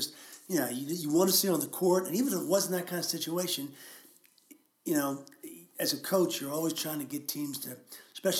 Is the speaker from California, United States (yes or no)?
no; outside Philadelphia, Pennsylvania, United States; I grew up outside Philadelphia in the late 60s